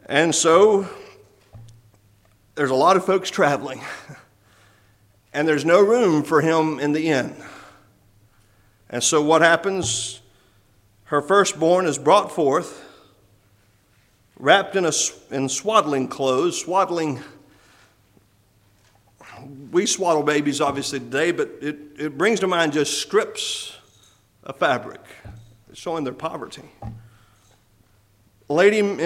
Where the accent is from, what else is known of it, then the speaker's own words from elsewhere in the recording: Sweetwater, Texas, United States; I was born in Sweetwater, Texas